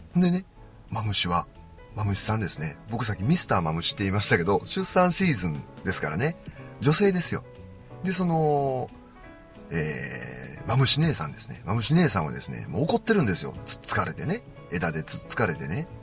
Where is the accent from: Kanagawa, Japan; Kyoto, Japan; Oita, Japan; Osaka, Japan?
Osaka, Japan; 僕関西なんでね。僕は大阪な